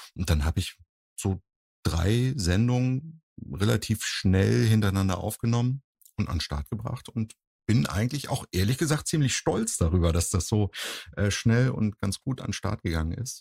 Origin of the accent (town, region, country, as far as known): Husum, Schleswig-Holstein, Germany; now in Cologne, Germany